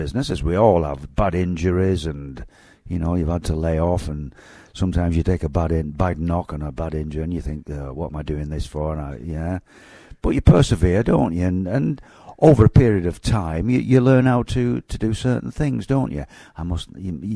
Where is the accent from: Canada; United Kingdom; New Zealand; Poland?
United Kingdom; Manchester, North West England; I was born and bred in Manchester